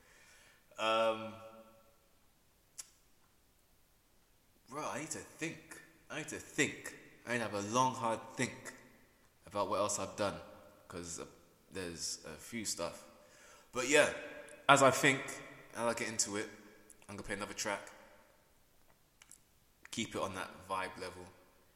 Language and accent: English; Peterborough, East of England, United Kingdom; come back to my hometown in Peterborough